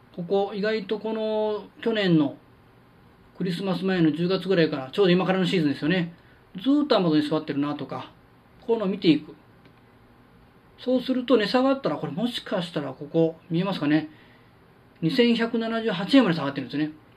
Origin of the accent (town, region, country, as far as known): Kansai, Japan